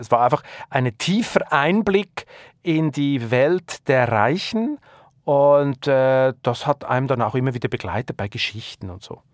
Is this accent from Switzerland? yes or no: yes; Switzerland; accent: Swiss German; now in Germany; ich komme nun mal aus der Schweiz